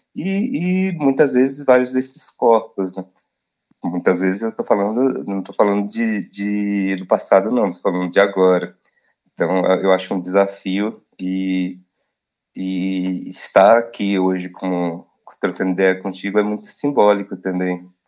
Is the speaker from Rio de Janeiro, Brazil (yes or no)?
no; Barreiro, Bahia, Brazil; moved away; also born or lived in São Paulo; minha terra natal, assim, para a roça